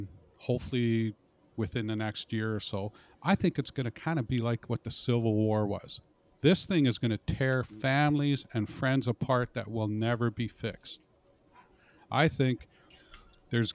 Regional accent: Canada; We're Canadians.

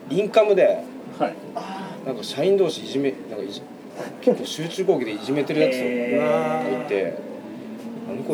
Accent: Matsumoto, Nagano, Japan; now in Tokyo, Japan; 僕は長野県です

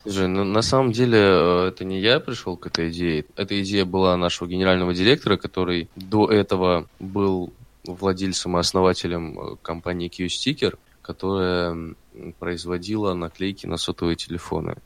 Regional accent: Stavropol, Stavropol Krai, Russia; moved away as an adult; also born or lived in Krasnodar; now in Saint Petersburg, Russia; я родился в Ставрополе, 21 год, наверное, мне что-то все очень сильно надоело, я решил поехать в Краснодар

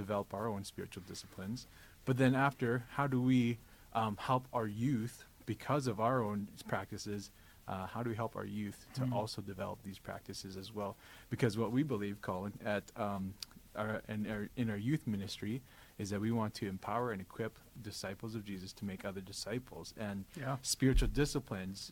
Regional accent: Vancouver, British Columbia, Canada; I'm from Vancouver, where there's not much ice.

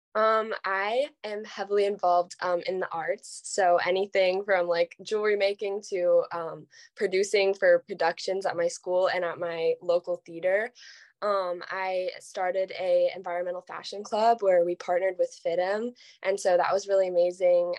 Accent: Los Angeles, California, United States; I'm from California, um, Los Angeles

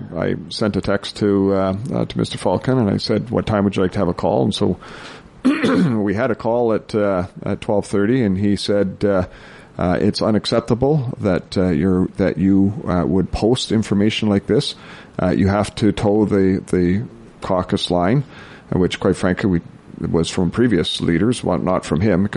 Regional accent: Prince George, British Columbia, Canada; also born or lived in Cluculz Lake, British Columbia; I was born and raised in Prince George. You know, I've spent all my life in northern BC.

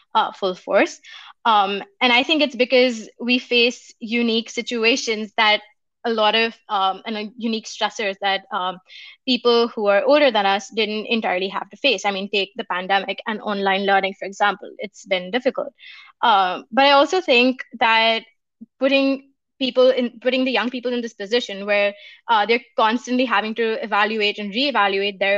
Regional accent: India; moved away; I come from India, and in my community

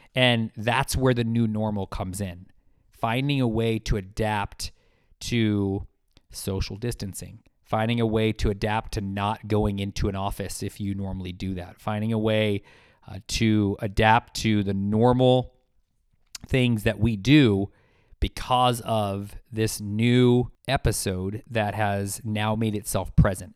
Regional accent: United States

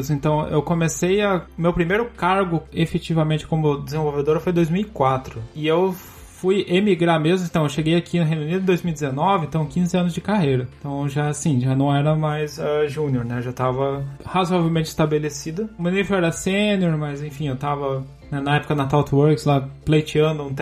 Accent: Curitiba, Paraná, Brazil; Eu sou natural de Curitiba.

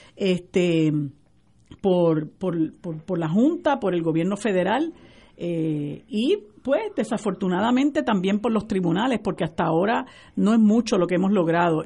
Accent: Puerto Rico; nosotros los puertorriqueños

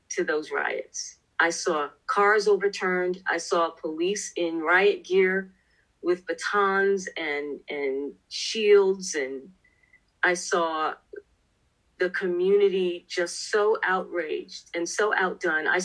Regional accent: New York City, New York, United States; Well, I was raised in a section of New York City called South Jamaica, Queens.

